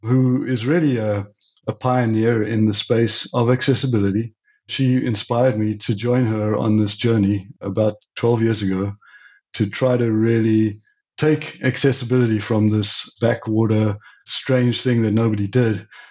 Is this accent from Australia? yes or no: no; South Africa; also born or lived in Europe; now in United States; I'm originally from South Africa, and I left South Africa in the late 80s and went to Europe